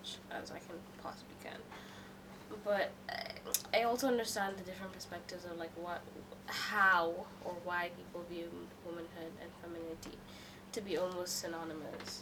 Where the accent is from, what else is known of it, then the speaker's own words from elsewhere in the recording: Kenya; now in Hong Kong; I am from Kenya